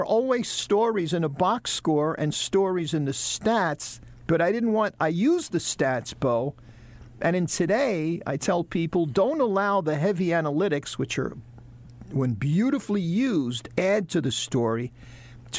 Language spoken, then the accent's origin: English; New York City, New York, United States; now in Charlotte, United States; we're both from New York City